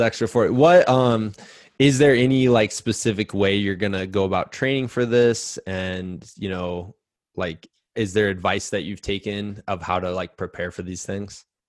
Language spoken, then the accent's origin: English; United States; as an American